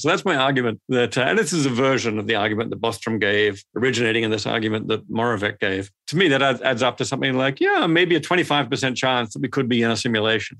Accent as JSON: {"language": "English", "country": "Australia", "tie": "born or raised there", "also_born_or_lived": "Sydney, Australia / Adelaide, Australia", "moved": "yes", "said": "I grew up in Sydney and Adelaide in Australia"}